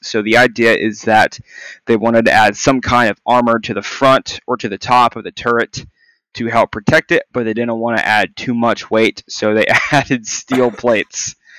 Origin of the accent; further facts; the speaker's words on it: Texas, United States; moved away as an adult; also born or lived in Kansas; now in California, United States; I'm from Texas and moved here to Cali for my time in service.